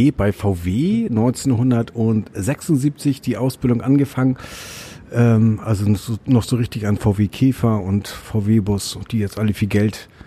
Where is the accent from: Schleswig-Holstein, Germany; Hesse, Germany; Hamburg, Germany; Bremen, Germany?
Hamburg, Germany; ich bin am Gefängnis Santa Fu groß geworden.